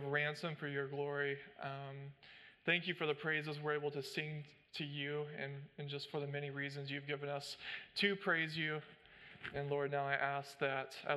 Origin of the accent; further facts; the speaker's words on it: United States; as American citizens